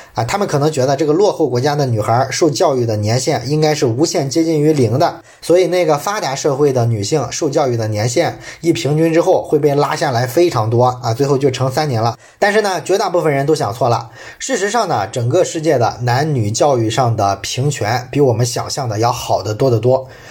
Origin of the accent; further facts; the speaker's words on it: China; 我们中国人